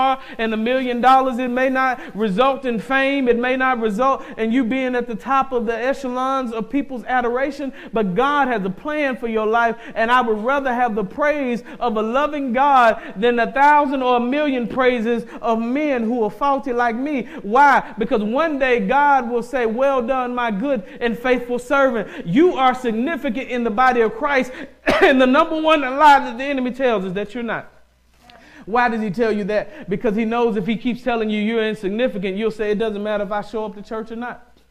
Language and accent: English; the South, United States; I'm from the South